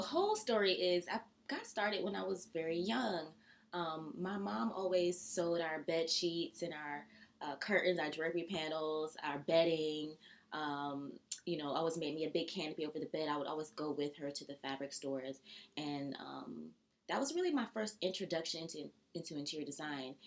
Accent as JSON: {"language": "English", "region": "Georgia", "country": "United States", "moved": "yes", "lives_now": "New York, United States", "said": "I'm from Georgia"}